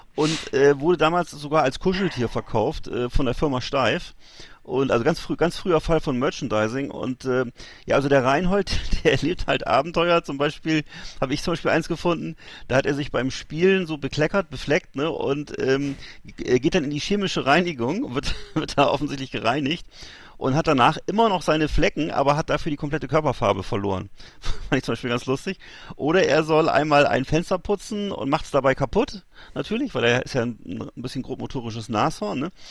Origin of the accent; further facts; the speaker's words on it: Northern Germany, Germany; als Norddeutscher